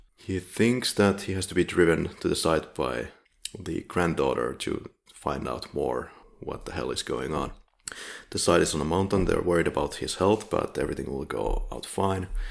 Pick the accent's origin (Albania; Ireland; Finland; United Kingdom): Finland; now in Poland; I'm from Finland.